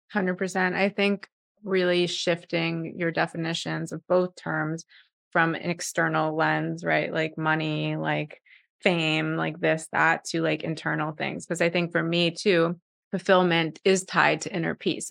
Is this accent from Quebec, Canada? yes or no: yes; Montreal, Quebec, Canada; moved away; also born or lived in New York; I grew up in Montreal